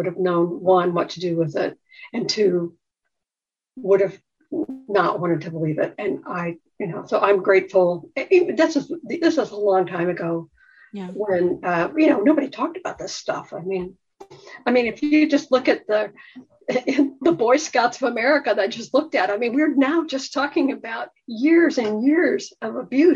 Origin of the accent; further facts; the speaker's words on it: Midwest, United States; I grew up in the Midwest